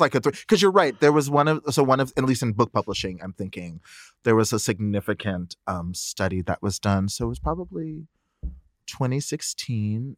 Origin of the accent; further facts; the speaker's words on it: the South, United States; I was raised Nichiren Buddhist in the South